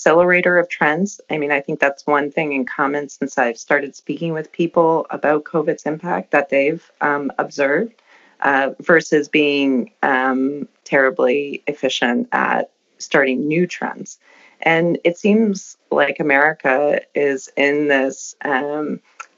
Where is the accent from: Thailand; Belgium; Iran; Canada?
Canada; Windsor, Ontario; I grew up on the Windsor-Detroit border